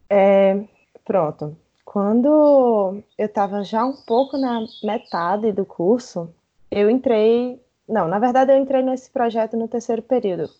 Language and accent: Portuguese; Campina Grande, Paraíba, Brazil; eu sou nascida e criada em Campina Grande, que é uma cidade no interior de, da Paraíba